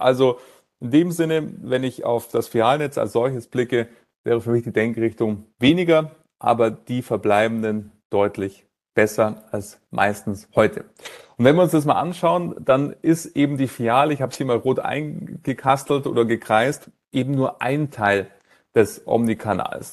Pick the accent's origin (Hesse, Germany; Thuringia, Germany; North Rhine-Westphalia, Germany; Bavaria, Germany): Bavaria, Germany; Munich; dass ich in München geboren bin